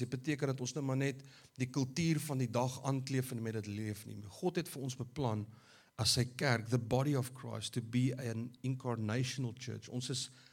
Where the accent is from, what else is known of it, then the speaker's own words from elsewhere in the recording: South Africa; ons as Afrikaners